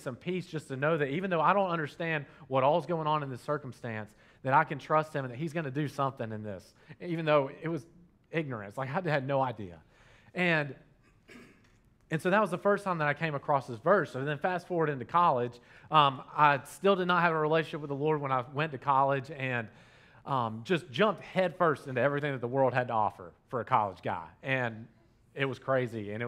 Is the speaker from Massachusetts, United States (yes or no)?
no; Dalton, Georgia, United States; I grew up here in Dalton, Georgia